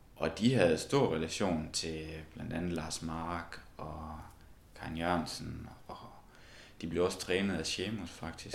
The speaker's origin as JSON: {"language": "Danish", "town": "Esbjerg", "region": "Southern Denmark", "country": "Denmark", "moved": "yes", "said": "vi kommer jo alle sammen fra Esbjerg"}